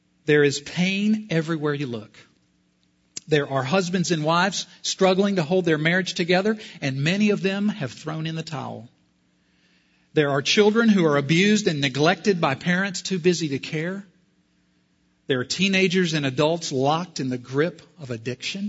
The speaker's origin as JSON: {"language": "English", "region": "South Carolina", "country": "United States", "said": "I'm from South Carolina"}